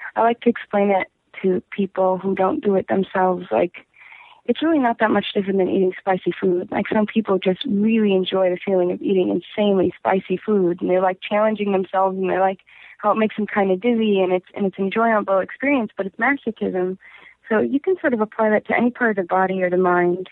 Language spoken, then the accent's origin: English; Golden Valley, Minnesota, United States; I'm from Minnesota. I'm from like a first ring suburb of Minneapolis.